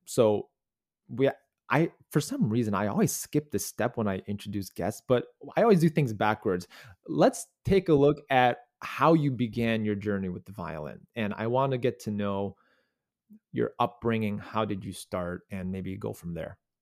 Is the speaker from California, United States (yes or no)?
no; North Shore, Illinois, United States; also born or lived in Chicago; I grew up on the North Shore, yeah, like in the Glenview, Wilmette, Winnetka area